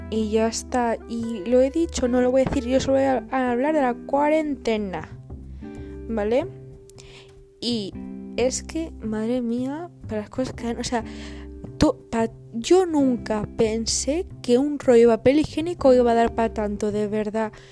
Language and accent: Spanish; Andalusia, Spain; accent: Andalusian; El acento andaluz me sale a veces porque soy medio andaluza.